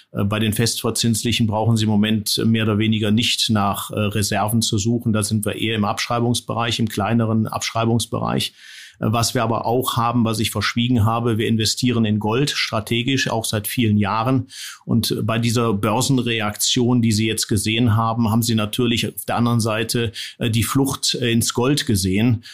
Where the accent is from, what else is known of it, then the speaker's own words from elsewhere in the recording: Düsseldorf, North Rhine-Westphalia, Germany; moved away as an adult; also born or lived in Neuss / East Germany / Biberach; Ich bin im Rheinland geboren, in Neuss am Rhein und in Düsseldorf mehr oder weniger aufgewachsen.